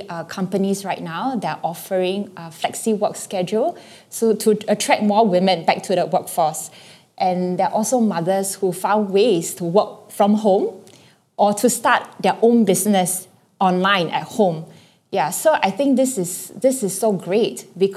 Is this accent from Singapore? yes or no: yes; Singapore; also born or lived in Hong Kong; I was born in Hong Kong, and in my early childhood, my mom was working, and I was taken care of by my aunt. But when my whole family migrated to Singapore when I was 7